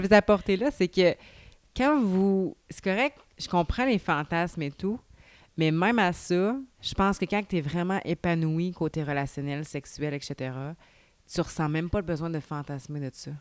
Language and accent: French; Saint-Raymond, Quebec, Canada; now in Saint-Gabriel-de-Valcartier, Canada; Saint-Ramon, tu sais, c'est ma ville natale.